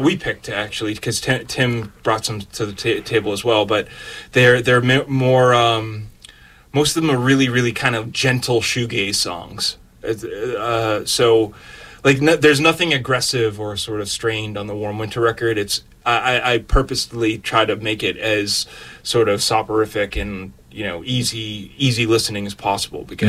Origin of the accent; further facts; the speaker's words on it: Boston, Massachusetts, United States; being a Bostonian